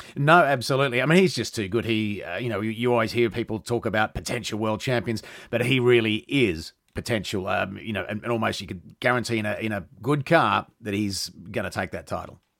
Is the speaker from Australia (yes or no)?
yes; Australia; I'm Australian